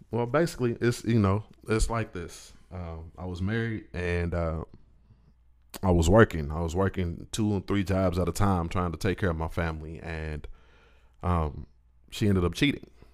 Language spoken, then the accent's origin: English; Indianapolis, Indiana, United States; moved away as an adult; now in Pensacola, United States; I'm from up north. I'm from Indianapolis